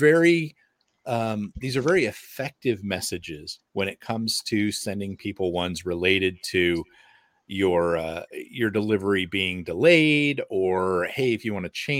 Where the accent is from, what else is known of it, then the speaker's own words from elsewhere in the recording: United States; for me as an American